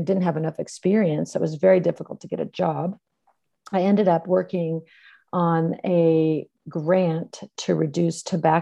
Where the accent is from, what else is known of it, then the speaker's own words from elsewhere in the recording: California, United States; I grew up in California, and I was one of four kids in a family